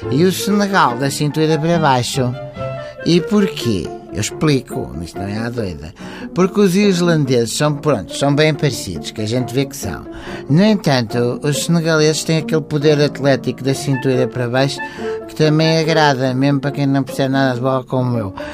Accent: Cacém, Lisbon, Portugal; sou do Cacém. Torço para Portugal.

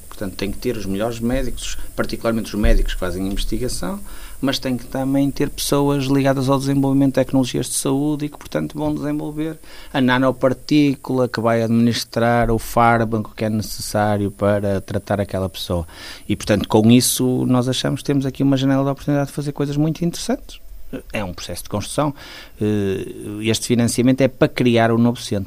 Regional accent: Porto, Norte, Portugal; also born or lived in Guimarães / Braga; eu de facto nasci no Porto, gosto muito do Porto

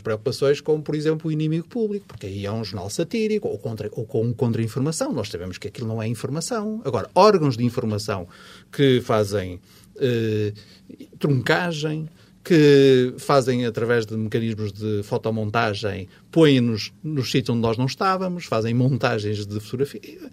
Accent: Porto, Norte, Portugal; accent: Porto dialect (portuense); o meu dialeto portuense a trair-me

